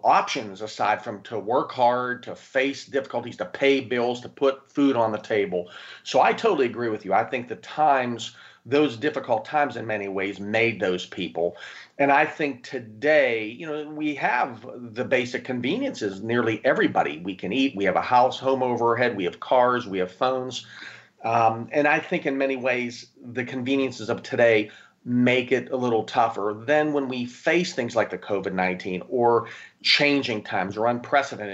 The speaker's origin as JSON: {"language": "English", "town": "Pittsburgh", "region": "Pennsylvania", "country": "United States", "tie": "born or raised there", "moved": "yes", "lives_now": "Tampa, United States", "said": "I'm originally from Pittsburgh, Pennsylvania"}